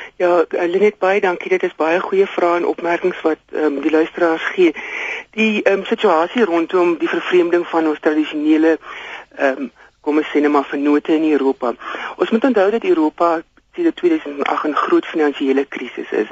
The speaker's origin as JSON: {"language": "Afrikaans", "country": "South Africa"}